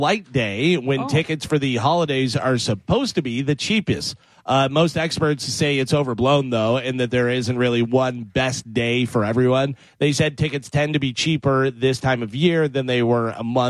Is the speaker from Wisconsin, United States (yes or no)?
no; Missouri, United States; I was born in Missouri.